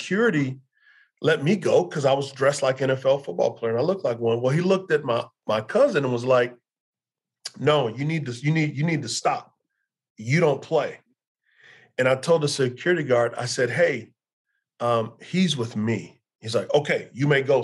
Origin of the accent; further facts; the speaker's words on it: Texas, United States; growing up in Texas, I grew up a huge Cowboy fan